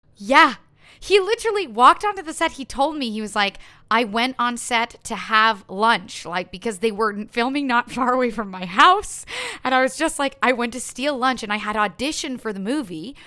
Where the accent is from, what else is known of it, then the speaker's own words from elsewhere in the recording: Ottawa, Ontario, Canada; first language French; English is a second language; moved away as an adult; also born or lived in Montreal; now in Toronto, Canada; French is my first language. I was born in Montreal, right. grew up in Ottawa.